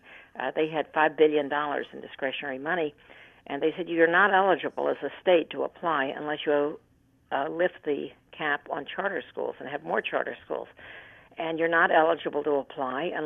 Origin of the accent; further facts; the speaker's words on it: United States; as an American and somebody who's lived a long life